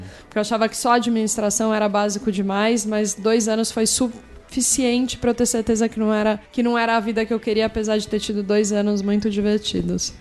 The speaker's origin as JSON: {"language": "Portuguese", "town": "Araraquara", "region": "São Paulo", "country": "Brazil", "also_born_or_lived": "United States", "moved": "as an adult", "lives_now": "São Paulo, Brazil", "said": "Eu sou de Araraquara, então eu sou do interior."}